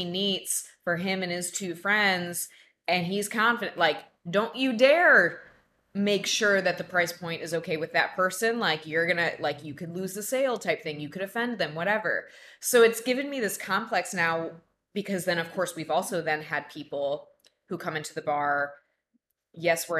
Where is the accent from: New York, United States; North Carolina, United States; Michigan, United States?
Michigan, United States; I'm from Michigan.